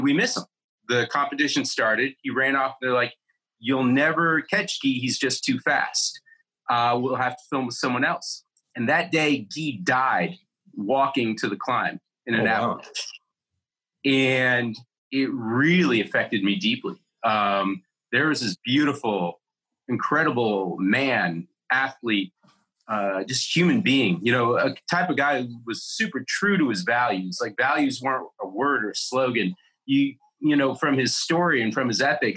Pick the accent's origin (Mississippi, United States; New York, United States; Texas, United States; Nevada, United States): New York, United States; Buffalo; also born or lived in Los Angeles; now in Bozeman, United States; I was born just outside New York City. I grew up in Buffalo, New York